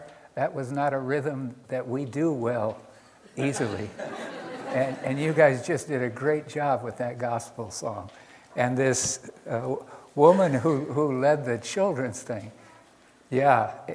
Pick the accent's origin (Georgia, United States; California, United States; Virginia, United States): California, United States; I grew up in California.